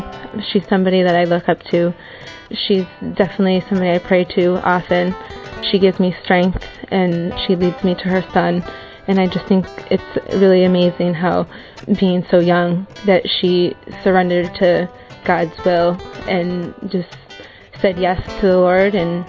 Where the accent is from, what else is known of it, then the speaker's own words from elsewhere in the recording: United States; I'm 29 years old, and I'm from the United States.